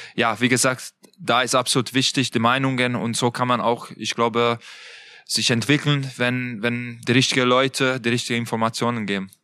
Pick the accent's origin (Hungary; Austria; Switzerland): Hungary; Budapest; German is a second language; moved away as an adult; now in Leipzig, Germany; ich komme aus Budapest. Ähm, mein Heimat ist natürlich äh, weiterhin Ungarn